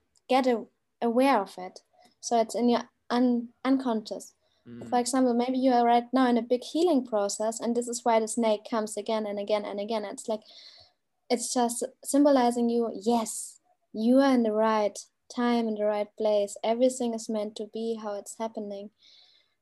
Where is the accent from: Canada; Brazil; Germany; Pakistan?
Germany; now in Bali, Indonesia; I'm from Germany.